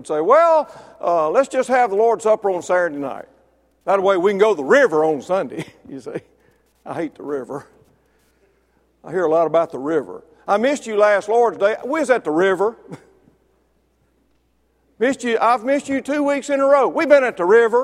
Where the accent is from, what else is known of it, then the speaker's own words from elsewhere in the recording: Mississippi, United States; I was born and raised in Mississippi